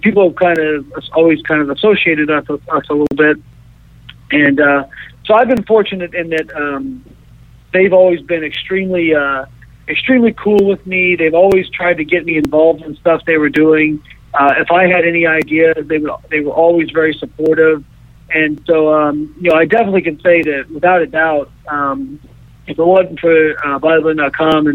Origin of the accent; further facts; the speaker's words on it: Evansville, Indiana, United States; moved away; my hometown of Evansville